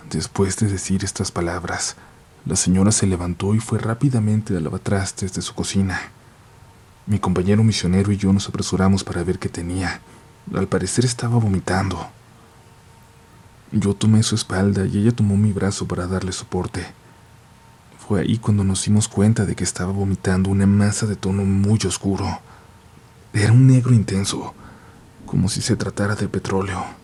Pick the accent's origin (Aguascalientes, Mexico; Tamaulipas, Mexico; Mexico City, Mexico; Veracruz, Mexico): Aguascalientes, Mexico; Soy un conductor de Uber de Aguascalientes.